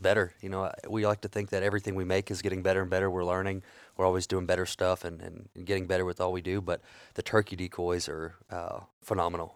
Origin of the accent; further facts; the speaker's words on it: South Louisiana, United States; moved away; being from South Louisiana originally